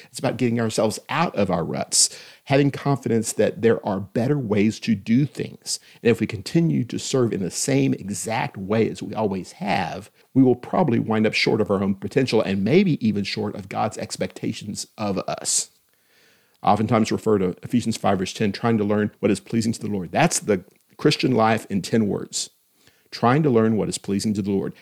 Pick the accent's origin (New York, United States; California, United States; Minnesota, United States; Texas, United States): Texas, United States; Austin; When I was growing up in Austin, Texas, in the nineteen seventies